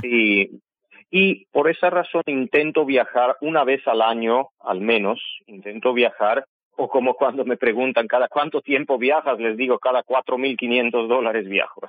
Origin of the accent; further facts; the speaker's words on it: Yerevan, Armenia; Spanish is a second language; moved away as an adult; also born or lived in Guayaquil, Ecuador; now in Quito, Ecuador; Yo soy de Yerevan, nací en Yerevan